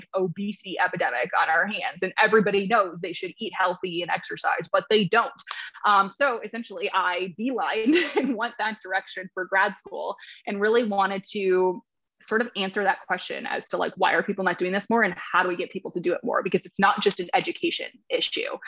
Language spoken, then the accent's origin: English; Minnesota, United States; I'm actually from Minnesota. So I grew up in Minnesota